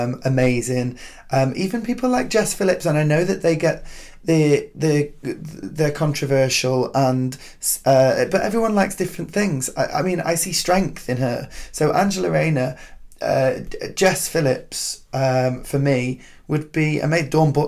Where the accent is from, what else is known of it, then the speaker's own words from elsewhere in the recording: United Kingdom; And being a Brit wasn't something to be used against us.